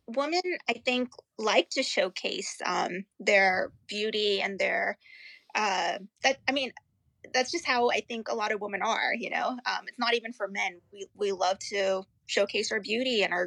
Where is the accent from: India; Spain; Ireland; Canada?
India; also born or lived in Pennsylvania / California / North Carolina / New York; now in Virginia, United States; I grew up in India. I was born in India